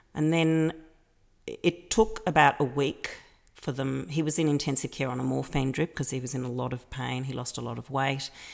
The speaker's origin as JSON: {"language": "English", "town": "Melbourne", "region": "Victoria", "country": "Australia", "tie": "born or raised there", "moved": "as an adult", "lives_now": "Athens, Greece", "said": "Melbourne's my hometown. I'm a I'm a Melbourne girl."}